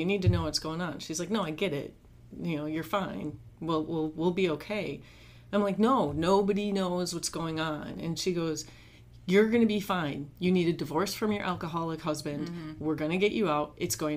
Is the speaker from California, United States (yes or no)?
no; suburb outside of Milwaukee, Wisconsin, United States; moved away as an adult; also born or lived in Minneapolis, Minnesota / Brainerd, Minnesota; now in Baton Rouge, United States; I grew up in Wisconsin in a suburb outside of Milwaukee